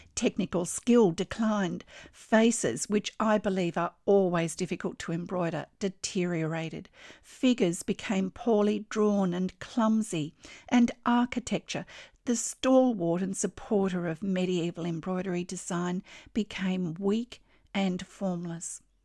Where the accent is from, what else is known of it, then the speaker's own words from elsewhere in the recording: Australia; I'm an Australian textile artist